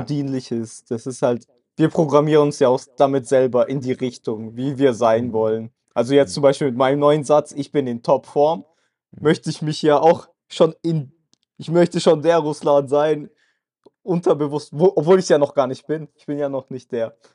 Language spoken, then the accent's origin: German; Germany; also born or lived in Kazakhstan; ich bin ja auch aus Kasachstan gekommen. Aber ich war ja sehr klein, ich kann mich ja daran gar nicht erinnern, wie wir da gelebt haben, sondern für mich ist Deutschland meine Heimat, ich bin da groß geworden